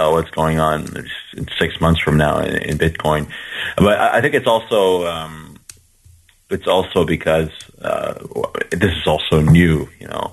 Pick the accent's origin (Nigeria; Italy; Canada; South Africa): Canada; now in Lille, France; I'm a Canadian-born user experience designer and developer based in Lille, France